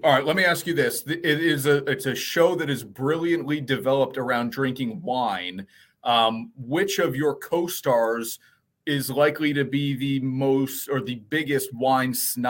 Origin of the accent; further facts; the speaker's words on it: Glen Rock, New Jersey, United States; moved away; I'm from New Jersey.